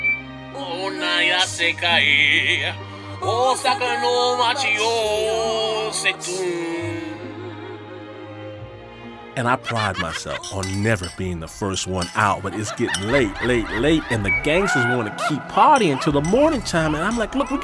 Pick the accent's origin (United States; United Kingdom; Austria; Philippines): United States; Midwest; I'm from the Midwest